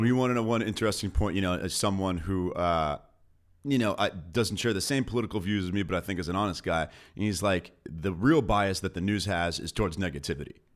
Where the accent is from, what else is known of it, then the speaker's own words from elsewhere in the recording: Beverly Hills, California, United States; grew up in L A in Beverly Hills